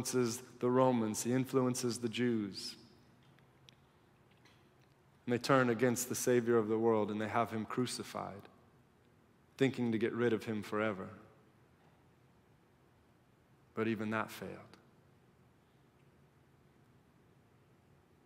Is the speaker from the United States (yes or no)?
yes; United States; being an American and knowing my own heart and living among Americans